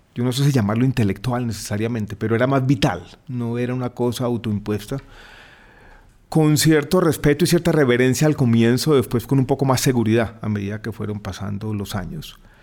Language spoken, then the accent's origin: Spanish; Medellín, Antioquia, Colombia; moved away as an adult; also born or lived in Santiago, Chile; now in Bogotá, Colombia; Yo nací en Santiago de Chile, pero crecí en Medellín